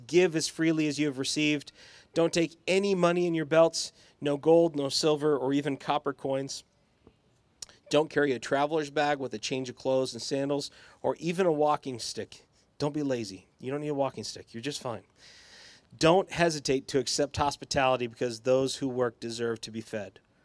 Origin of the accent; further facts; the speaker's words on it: Boise, Idaho, United States; I grew up in the West Bench in the nineties, and then I went to Eagle High School